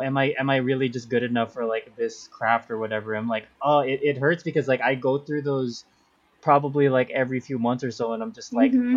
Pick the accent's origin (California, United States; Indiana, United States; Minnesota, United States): California, United States; also born or lived in Philippines; I've been here basically my whole life